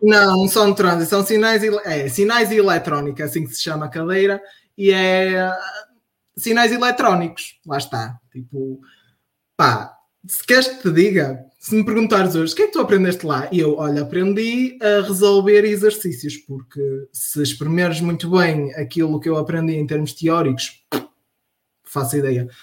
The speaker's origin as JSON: {"language": "Portuguese", "town": "Marco de Canaveses", "region": "Norte", "country": "Portugal", "also_born_or_lived": "Porto", "said": "Eu sou de Mar Canaveses"}